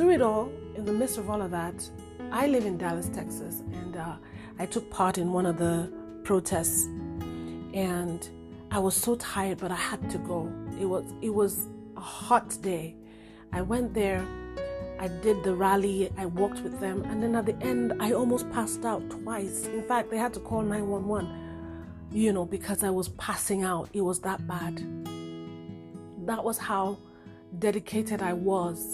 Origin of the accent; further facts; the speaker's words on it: Nigeria; now in United States; I am Nigerian, but I live in America